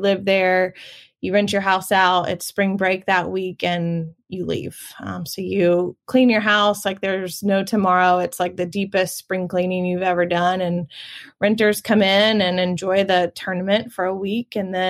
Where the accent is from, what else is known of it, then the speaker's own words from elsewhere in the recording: Augusta, Georgia, United States; I grew up in the Deep South. If you are a golfer or a lover of golf and are familiar with the Masters, I grew up in the heart of Augusta, Georgia. Lived there pretty much my whole life until I went to college.